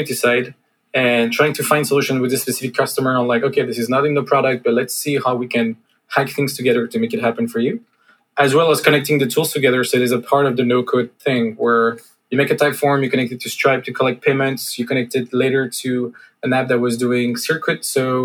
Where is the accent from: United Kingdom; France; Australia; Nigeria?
France; accent: French; English is a second language; moved away; I'm not native and I come from France. So sometimes I speak with a bit of French accent.